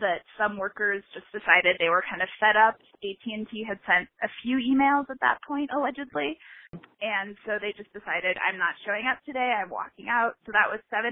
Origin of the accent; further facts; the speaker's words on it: Indiana, United States; my home state of Indiana